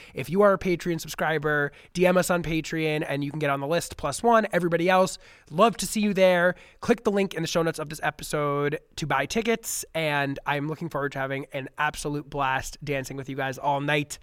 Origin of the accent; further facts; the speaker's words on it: New York City, New York, United States; now in Los Angeles, United States; my hometown.